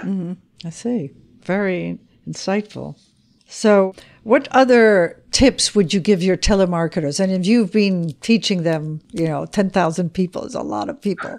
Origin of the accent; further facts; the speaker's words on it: Switzerland; also born or lived in Spain; I come from Switzerland